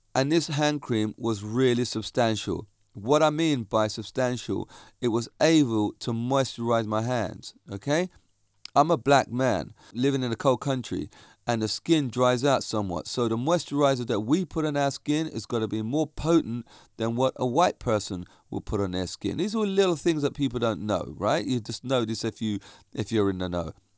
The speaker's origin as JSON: {"language": "English", "town": "Reigate", "region": "South East England", "country": "United Kingdom", "tie": "born or raised there", "said": "my hometown"}